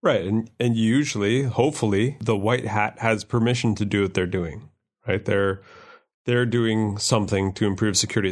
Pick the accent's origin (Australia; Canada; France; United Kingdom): Canada; as a Canadian male over the age of whatever I am